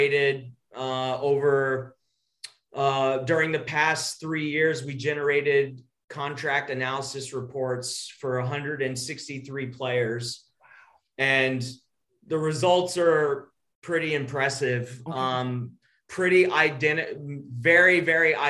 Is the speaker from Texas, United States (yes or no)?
yes; Texas, United States; I'm from Texas.